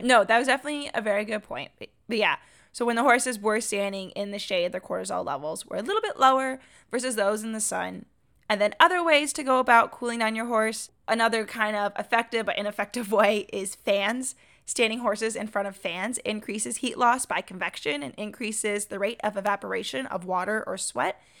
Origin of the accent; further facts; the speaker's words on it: Washington, United States; also born or lived in Arizona; now in North Carolina, United States; we grew up together in Washington